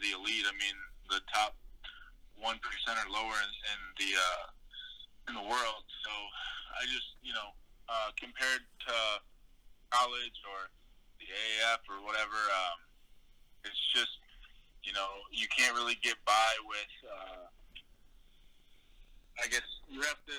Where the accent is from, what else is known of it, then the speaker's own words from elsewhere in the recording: Midwest, United States; I grew up in the Midwest